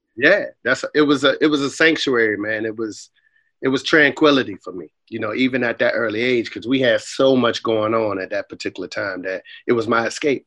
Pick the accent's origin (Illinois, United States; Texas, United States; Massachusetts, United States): Massachusetts, United States; Boston; moved away; also born or lived in Raleigh, North Carolina; I grew up in, in the Roxbury portion of Boston, man, called uh, a housing project called Orchard Park Projects